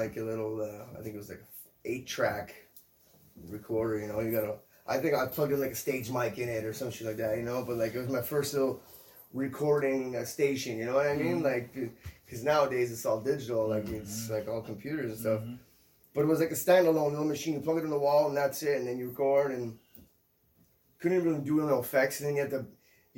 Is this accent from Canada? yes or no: yes; Gatineau, Quebec, Canada; also born or lived in Ottawa; I pretty much grew up like in Ottawa and in Gatineau. I was raised in Gatineau.